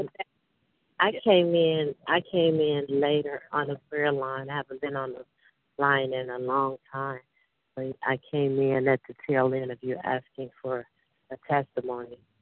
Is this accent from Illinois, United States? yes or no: yes; Chicago, Illinois, United States; I'm from Chicago